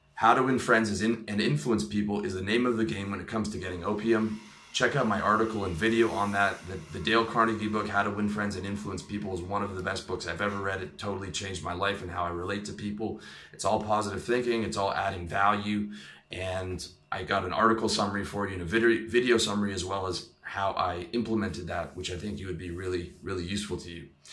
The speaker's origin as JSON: {"language": "English", "country": "Canada", "said": "I'm Canadian"}